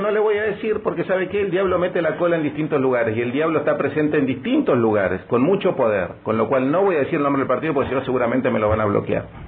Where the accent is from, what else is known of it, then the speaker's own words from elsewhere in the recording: Neuquén, Argentina; miles de neuquinos que somos